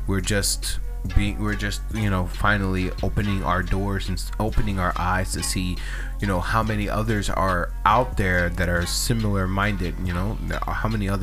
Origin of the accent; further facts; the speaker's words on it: United States; we as American citizens